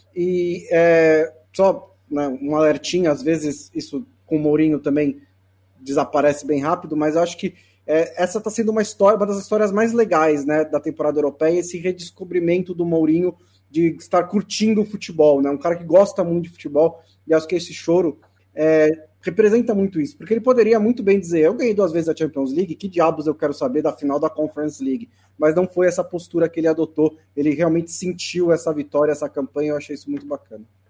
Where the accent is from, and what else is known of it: Brazil